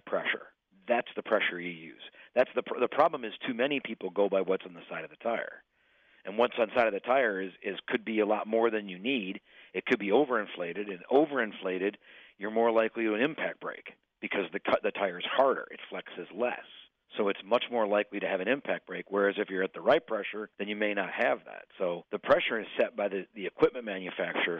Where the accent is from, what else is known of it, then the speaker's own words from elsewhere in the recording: Illinois, United States; I'm from Illinois